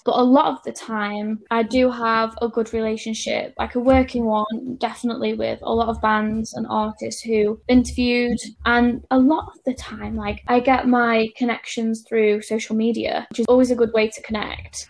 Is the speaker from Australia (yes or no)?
no; Stoke-on-Trent, West Midlands, United Kingdom; moved away; I'm from Stoke on Trent originally